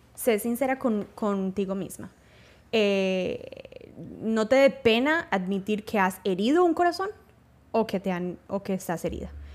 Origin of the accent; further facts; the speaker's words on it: Paisa, Antioquia, Colombia; Primero que yo también soy paisa, no tan paisa, pero también soy paisa